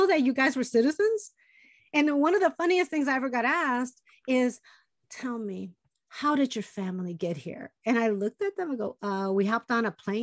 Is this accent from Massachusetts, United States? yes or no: no; Chicago, Illinois, United States; first language Spanish; English is a second language; born and raised in Chicago, my parents came from Puerto Rico, and, you know, they only spoke Spanish